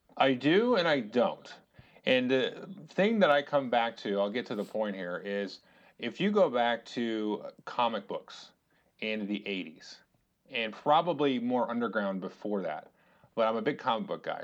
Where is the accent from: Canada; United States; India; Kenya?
United States; we are American citizens